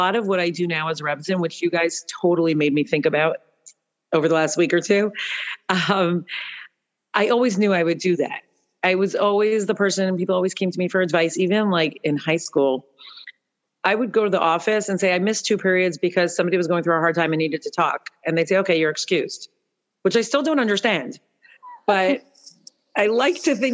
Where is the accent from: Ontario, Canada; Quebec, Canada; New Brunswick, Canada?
Ontario, Canada; Toronto; now in Norfolk; I grew up in Toronto